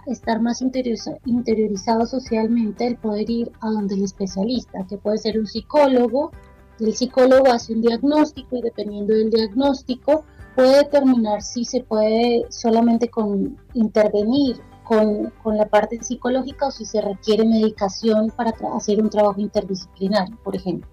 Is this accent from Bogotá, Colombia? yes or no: yes; Bogotá, Colombia; moved away as an adult; also born or lived in Argentina; actualmente estoy en Bogotá, es mi ciudad natal